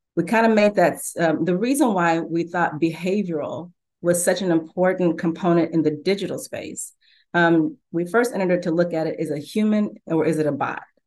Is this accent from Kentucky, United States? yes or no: yes; Louisville, Kentucky, United States; I grew up in Louisville, Kentucky with, uh, Muhammad Ali